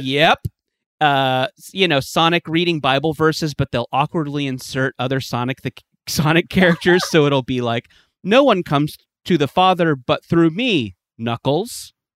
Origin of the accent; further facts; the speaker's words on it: West Coast, United States; I grew up on the West Coast